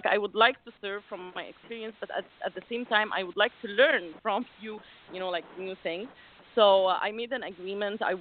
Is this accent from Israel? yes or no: no; Alexandria, Alexandria Governorate, Egypt; I come from Alexandria, Egypt, which is like a little city on the beach